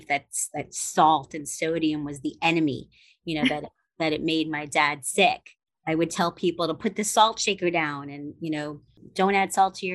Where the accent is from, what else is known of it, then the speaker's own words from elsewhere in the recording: New York City, New York, United States; also born or lived in Upper West Side, Manhattan; I grew up in Brooklyn, and it was a mixed neighborhood